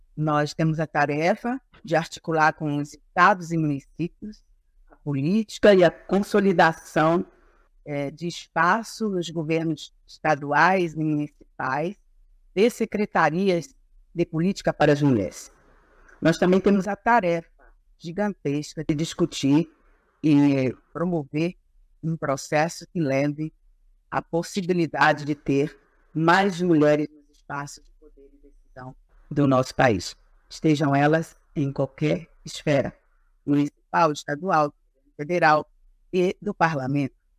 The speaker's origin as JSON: {"language": "Portuguese", "region": "Pará", "country": "Brazil", "said": "sou do estado do Pará, sou agricultora familiar"}